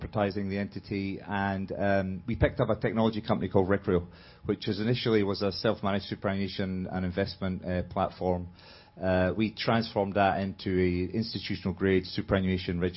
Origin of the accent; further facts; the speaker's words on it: Edinburgh, Scotland, United Kingdom; moved away; I'm from Scotland, Edinburgh